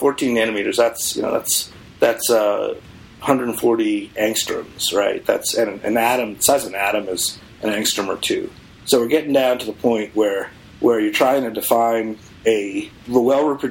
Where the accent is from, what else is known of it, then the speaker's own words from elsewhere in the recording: Boston, Massachusetts, United States; moved away; I came from Boston